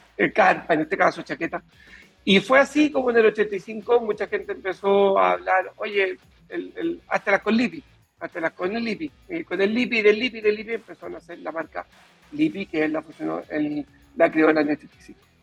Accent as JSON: {"language": "Spanish", "country": "Chile"}